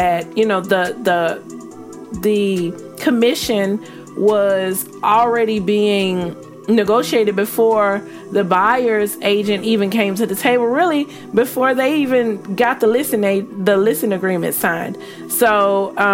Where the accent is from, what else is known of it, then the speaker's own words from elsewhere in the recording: the South, United States; I'm from the South